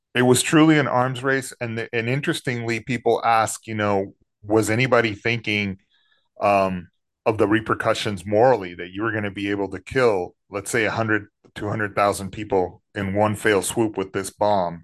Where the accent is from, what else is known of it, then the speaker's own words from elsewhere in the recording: San Antonio, Texas, United States; moved away as an adult; also born or lived in Los Angeles; as a teenager growing up in San Antonio